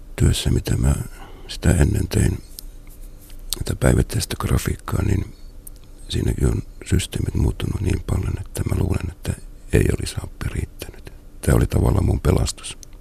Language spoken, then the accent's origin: Finnish; Salo, Southwest Finland, Finland; now in Central Finland, Finland; olen kotoisin Muuralasta, joka nykyään on Salon kaupunki